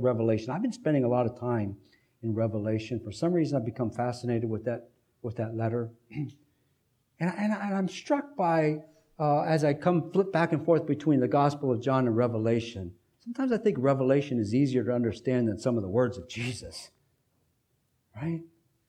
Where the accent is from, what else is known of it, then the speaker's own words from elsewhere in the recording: United States; as American Christians, we have an interesting flavor of Christianity